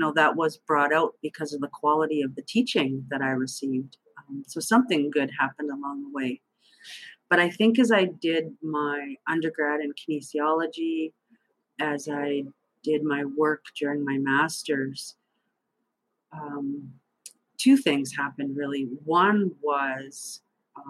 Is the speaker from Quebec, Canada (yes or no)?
no; Thunder Bay, Ontario, Canada; moved away as an adult; also born or lived in Little Grand Rapids, Manitoba / Waterloo, Ontario; I grew up in Thunder Bay, Ontario